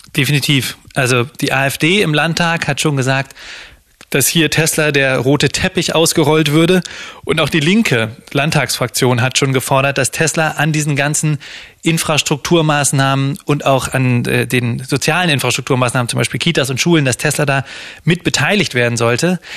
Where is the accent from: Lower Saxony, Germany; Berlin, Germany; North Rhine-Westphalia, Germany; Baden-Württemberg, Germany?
Lower Saxony, Germany; Da, wo ich herkomme, in Niedersachsen